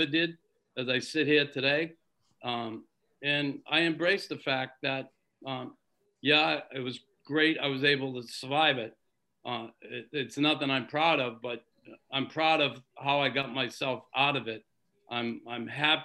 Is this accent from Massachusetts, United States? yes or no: yes; Boston, Massachusetts, United States; I grew up in Boston.